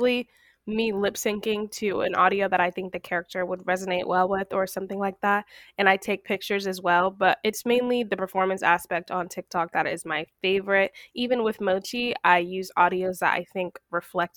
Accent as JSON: {"language": "English", "region": "Florida", "country": "United States", "tie": "born or raised there", "moved": "yes", "lives_now": "Washington, D.C. area, United States", "said": "I was born in Florida, but I'm currently staying in the DMV"}